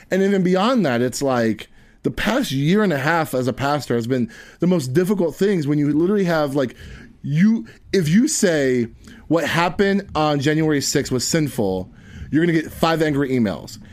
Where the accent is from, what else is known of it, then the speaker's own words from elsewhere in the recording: Tampa, Florida, United States; I'm from West Tampa